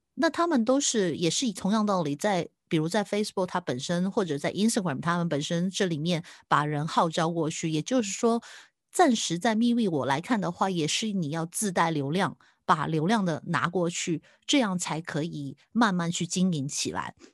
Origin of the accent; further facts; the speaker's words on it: Hong Kong; 对我们香港人来说